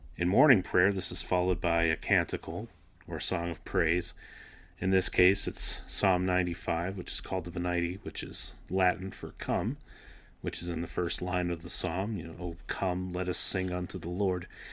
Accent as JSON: {"language": "English", "country": "Canada", "tie": "born or raised there", "said": "I grew up in Canada, attending the Anglican Church"}